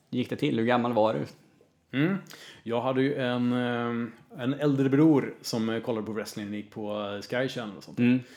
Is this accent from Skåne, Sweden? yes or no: no; Örebro, Örebro County, Sweden; Ja, precis. Från början.